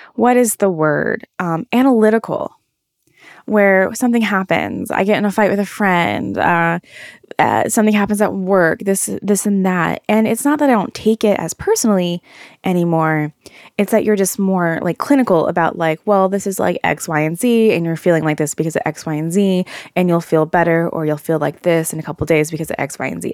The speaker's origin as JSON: {"language": "English", "region": "the South", "country": "United States", "moved": "as an adult", "lives_now": "New York, United States", "said": "I'm from the South."}